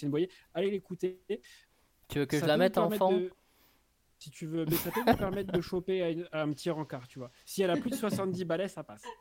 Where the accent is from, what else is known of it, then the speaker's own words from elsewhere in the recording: France; parce que je suis, français et que j'ai un accent anglais très pourri